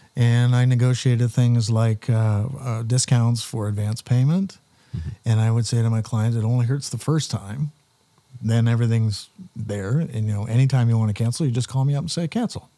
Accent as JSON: {"language": "English", "town": "Wallaceburg", "region": "Ontario", "country": "Canada", "tie": "born or raised there", "said": "as a kid growing up in Wallaceburg"}